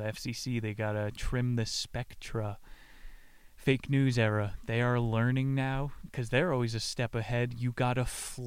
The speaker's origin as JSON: {"language": "English", "region": "Pennsylvania", "country": "United States", "tie": "born or raised there", "said": "I went to Dorney Park growing up in Pennsylvania"}